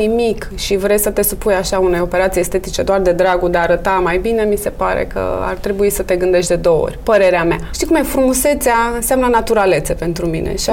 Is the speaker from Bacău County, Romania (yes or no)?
no; Bucharest, Romania; Am copilărit în București, sunt născută în București, crescută în București